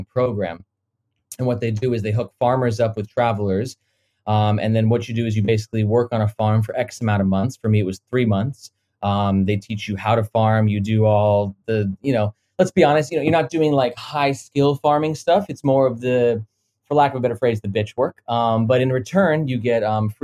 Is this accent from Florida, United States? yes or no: yes; Florida, United States; moved away as an adult; also born or lived in Connecticut; now in Hong Kong; I was raised most of my life in Florida.